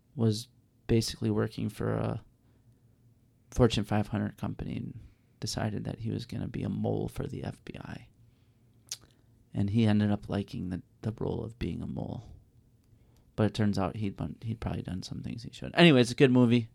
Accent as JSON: {"language": "English", "town": "Chicago", "region": "Illinois", "country": "United States", "said": "I'm from Chicago"}